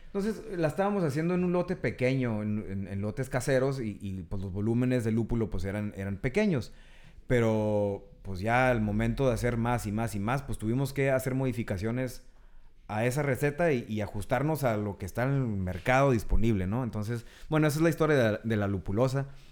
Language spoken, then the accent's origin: Spanish; Tijuana, Baja California, Mexico; also born or lived in San Diego; nacimos en Tijuana, bueno, crecimos aquí y allá